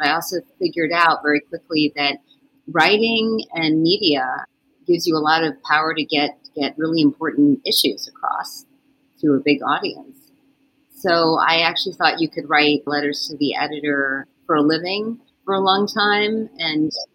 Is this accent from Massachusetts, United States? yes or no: no; Westchester County, New York, United States; born, raised in Westchester County